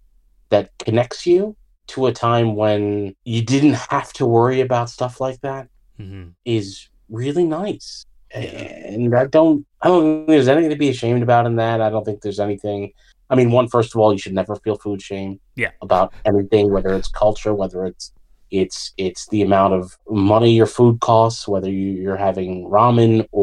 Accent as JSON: {"language": "English", "country": "United States", "tie": "born or raised there", "said": "I was born here, I'm from here, I always felt American"}